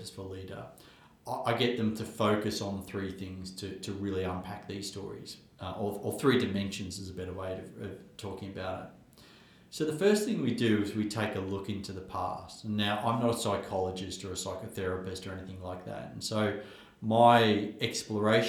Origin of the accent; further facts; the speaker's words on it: Australia; where I grew up in Australia